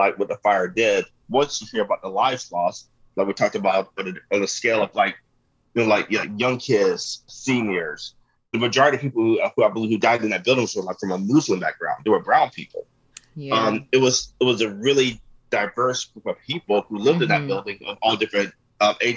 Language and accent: English; Pittsburgh, Pennsylvania, United States; in my hometown.